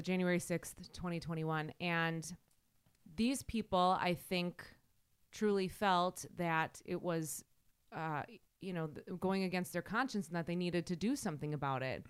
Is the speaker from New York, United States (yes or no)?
no; Wisconsin, United States; accent: Wisconsin, Midwestern; my Wisconsin accent